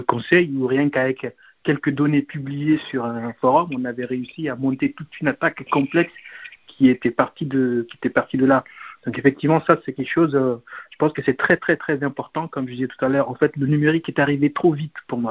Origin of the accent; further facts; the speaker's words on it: Guinea; on est guinéen